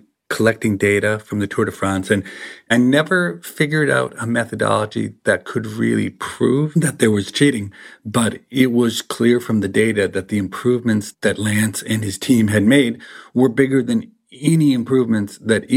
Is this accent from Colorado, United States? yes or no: no; Minnesota, United States; I grew up in Minnesota